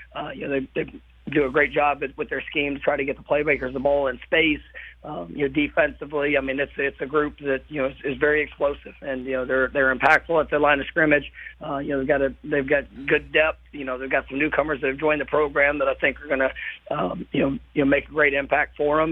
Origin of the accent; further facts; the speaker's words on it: Irving, Texas, United States; moved away as an adult; I grew up in the Metroplex. I, mo- I moved around, you know, quite a few times, but uh, but for my for my entire until I was 18 years old, I was in uh, in the in the Metroplex